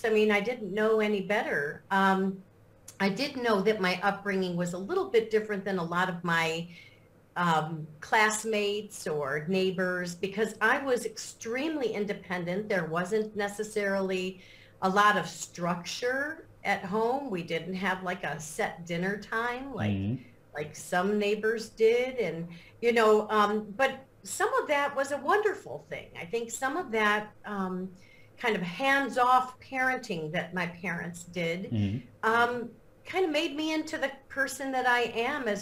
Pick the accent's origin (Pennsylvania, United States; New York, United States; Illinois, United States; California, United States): Illinois, United States; Lake Forest; moved away as an adult; now in St. Croix, U.S. Virgin Islands; I grew up in the northern suburbs, I guess it would be called, the North Shore of Chicago